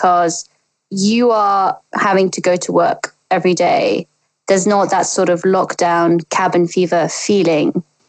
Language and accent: English; Russia; moved away; I grew up in Russia